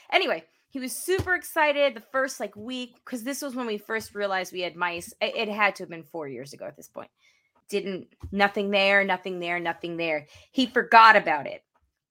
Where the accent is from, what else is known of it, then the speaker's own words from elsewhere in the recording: Syosset, New York, United States; I was like, I'm from Syosset too, which I technically am.